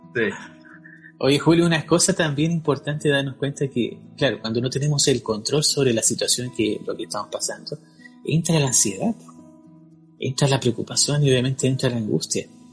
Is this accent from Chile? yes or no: yes; Chile; soy chileno, pero al momento de salir de Chile